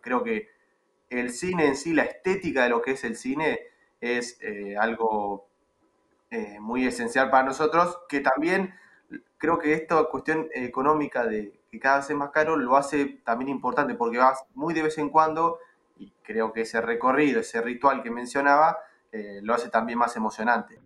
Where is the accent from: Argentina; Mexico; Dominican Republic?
Argentina; dentro de Argentina me muevo por algún otro lado que no sea acá